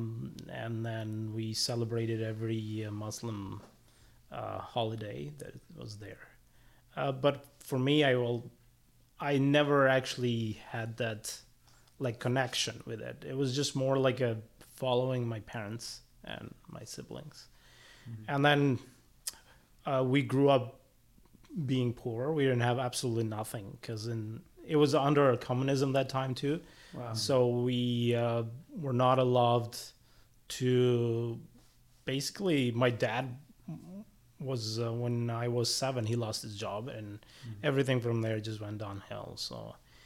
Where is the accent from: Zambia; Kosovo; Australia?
Kosovo; moved away; also born or lived in Germany; I was born and raised in Kosovo